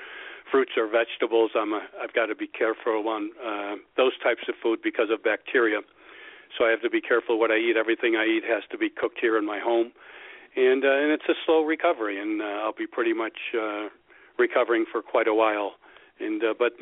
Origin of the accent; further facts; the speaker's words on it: Hawthorne, Illinois, United States; I grew up less than 10 miles from Hawthorne, so I'm very fortunate I get to do this in my hometown.